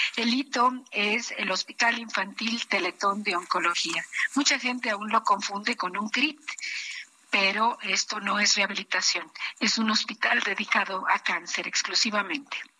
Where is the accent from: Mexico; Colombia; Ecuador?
Mexico; como mexicana, como persona, como mujer, como médico